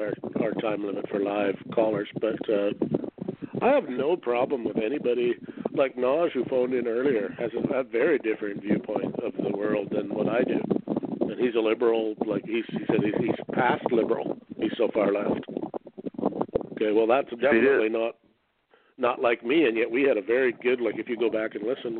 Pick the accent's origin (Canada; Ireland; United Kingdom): Canada; I'm a Canadian